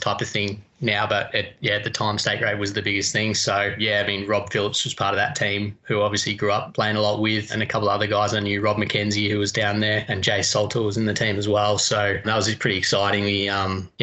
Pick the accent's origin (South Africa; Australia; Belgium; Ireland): Australia; Melbourne, Victoria; grows up watching here in Melbourne